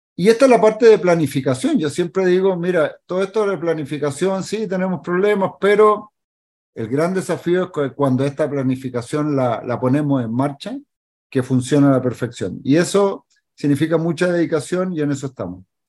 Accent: Chile; como chileno

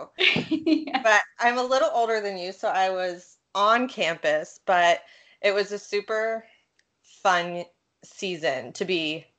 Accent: 15 minutes from Ohio State, United States; I have to go to Ohio State, which was only 15 minutes away from my hometown anyway.

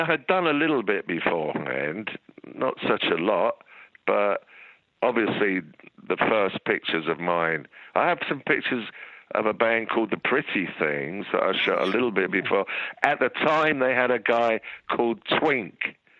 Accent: England, United Kingdom; being English schoolboys or students, the gay thing was not something... Well, we'd seen it lurking about in the schools

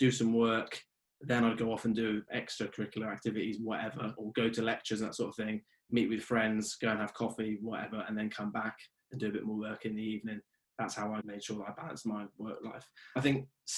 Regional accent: Oxford, South East England, United Kingdom; moved away as an adult; now in Northern Ireland, United Kingdom; And now I'm in Northern Ireland now, and I'm from Oxford

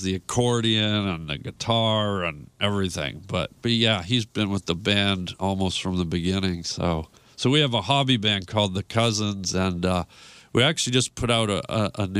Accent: Toronto, Ontario, Canada; I'm originally from Toronto

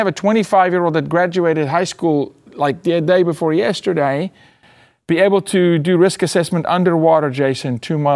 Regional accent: South Africa; being South African, I've been 2.5 miles underground

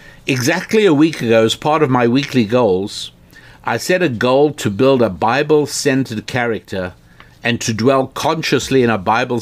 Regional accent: Ghana; A bit of my background. I live in Ghana, and I am Ghanaian.

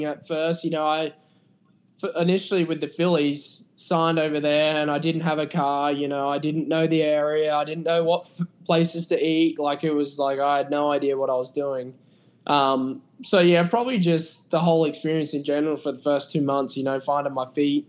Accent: Adelaide, South Australia, Australia; moved away; West Torrens Baseball Club, which is in my hometown of Adelaide.

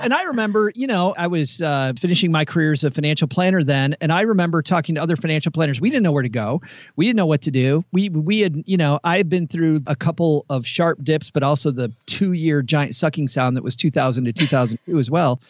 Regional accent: Detroit, Michigan, United States; I'm from Detroit

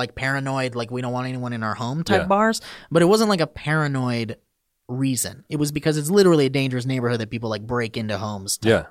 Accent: Oxnard, California, United States; I was born and raised in Oxnard.

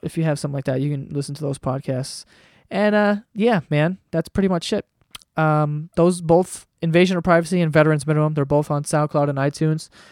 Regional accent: New York, United States; I'm from New York

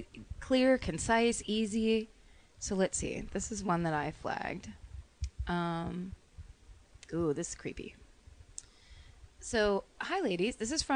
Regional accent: Chile; now in New Zealand; I'm originally from Chile, but I've lived in New Zealand, NZ.

